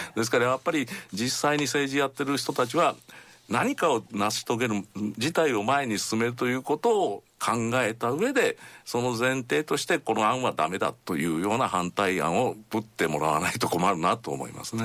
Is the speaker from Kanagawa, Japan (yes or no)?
no; Toyooka, Hyogo, Japan; 僕の ふるさとというのは兵庫県の豊岡市というところでして日本海側の町なんです